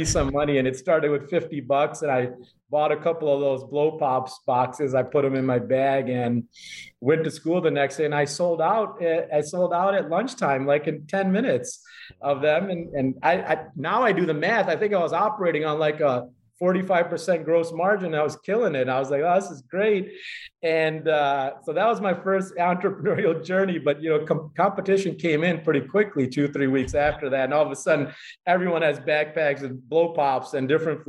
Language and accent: English; Chicago, Illinois, United States; first generation here, born and raised in Chicago